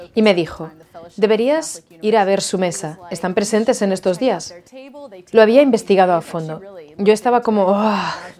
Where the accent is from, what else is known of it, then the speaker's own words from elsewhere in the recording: Jacksonville, Florida, United States; soy de Jacksonville, Florida. Aquí nací, y crecí.